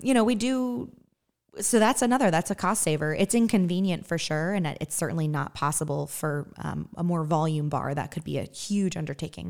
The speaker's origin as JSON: {"language": "English", "region": "Western Massachusetts", "country": "United States", "moved": "as an adult", "lives_now": "Evansville, United States", "said": "I'm originally from Western Massachusetts"}